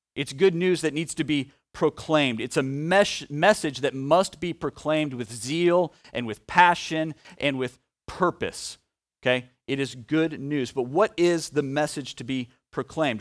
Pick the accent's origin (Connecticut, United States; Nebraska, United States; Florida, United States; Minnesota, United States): Nebraska, United States; Omaha; a kid from Omaha who now is a, uh, adult who lives in Omaha